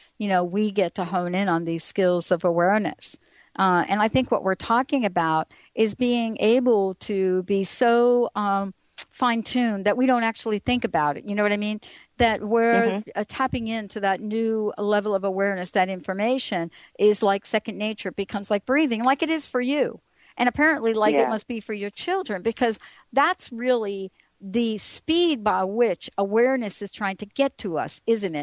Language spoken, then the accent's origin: English; New York, United States; I grew up in New York